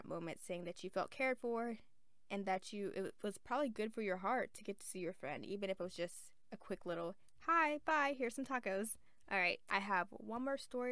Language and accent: English; the South, United States; I'm from the South